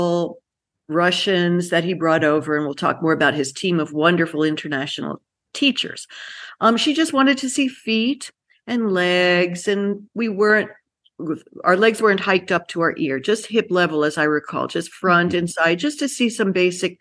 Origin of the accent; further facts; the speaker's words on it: New York City, New York, United States; I grew up in the Bronx of New York.